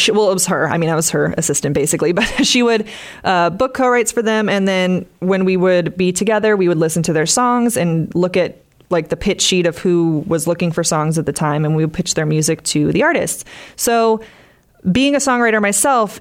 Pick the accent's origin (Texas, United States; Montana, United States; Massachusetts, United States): Massachusetts, United States; Westwood; moved away as an adult; now in Nashville, United States; I'm originally from Westwood, Massachusetts, and I now live in Nashville, Tennessee.